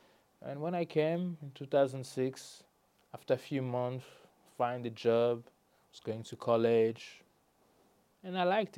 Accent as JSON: {"language": "English", "country": "Belgium", "tie": "born or raised there", "second_language": "English", "moved": "yes", "lives_now": "Wolverhampton, United Kingdom", "said": "But I'm born in Belgium."}